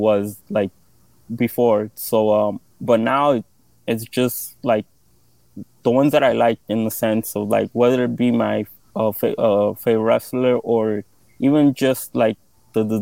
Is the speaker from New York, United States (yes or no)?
yes; New York City, New York, United States; I'm from Queens